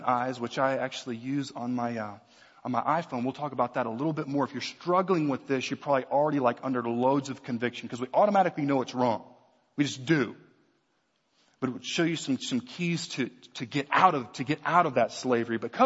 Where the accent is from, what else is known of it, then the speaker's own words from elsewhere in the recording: right outside New Orleans, Louisiana, United States; I grew up right outside New Orleans